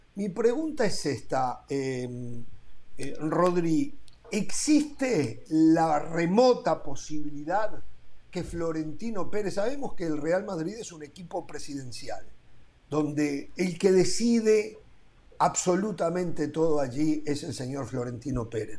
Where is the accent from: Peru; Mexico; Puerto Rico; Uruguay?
Uruguay